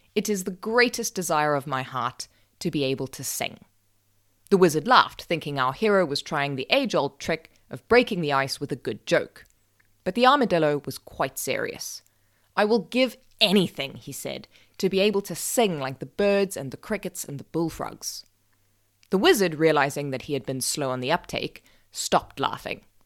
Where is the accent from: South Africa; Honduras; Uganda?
South Africa; I'm South African